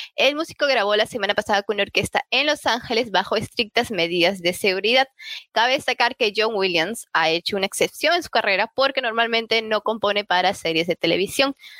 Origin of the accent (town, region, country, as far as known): Peru